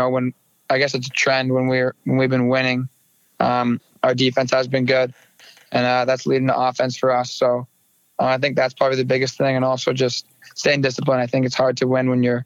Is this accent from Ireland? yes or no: no; near Coquitlam, British Columbia, Canada; in a town so close to my hometown. You know, I live 10 minutes from the rink here in Coquitlam.